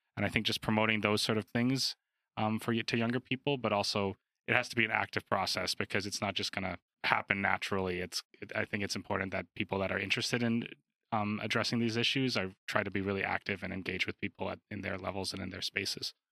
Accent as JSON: {"language": "English", "town": "Calgary", "region": "Alberta", "country": "Canada", "tie": "born or raised there", "said": "growing up in Alberta"}